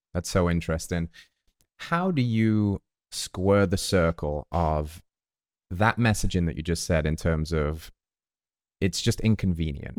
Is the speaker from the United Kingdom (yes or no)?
yes; England, United Kingdom; now in United States; the English person in America